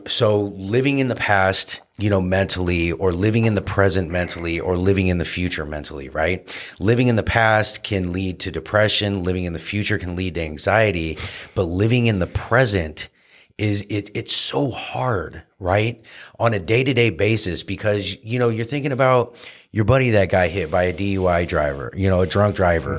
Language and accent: English; Santa Cruz, California, United States; my best friend, uh, James McCord, uh, who I grew up here with in Santa Cruz